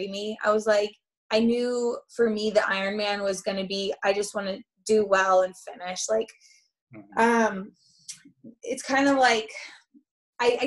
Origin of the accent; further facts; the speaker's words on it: Boulder, Colorado, United States; I'm from Boulder.